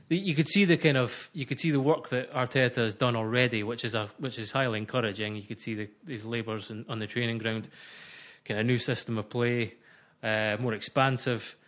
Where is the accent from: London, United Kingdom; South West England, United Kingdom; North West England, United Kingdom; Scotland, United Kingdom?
Scotland, United Kingdom; accent: Scottish; I'm a Scotsman. You'll hear that by my voice